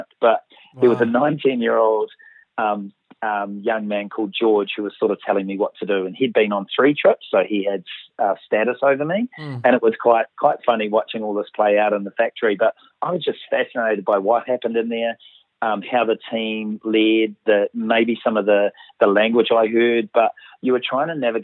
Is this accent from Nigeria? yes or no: no; Auckland, New Zealand; I'm from Auckland